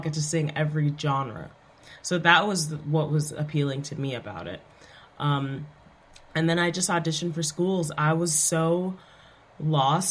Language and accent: English; New York City, New York, United States; also born or lived in Brooklyn, New York; born and raised in Queens